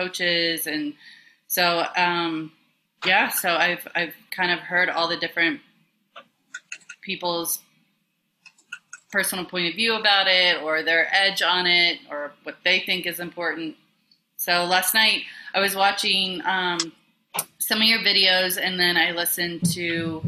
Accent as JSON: {"language": "English", "town": "Memphis", "region": "Tennessee", "country": "United States", "tie": "born or raised there", "also_born_or_lived": "New York City", "moved": "yes", "said": "I was born and raised in Memphis, Tennessee, but my family is pretty much Minnesota, Norwegian"}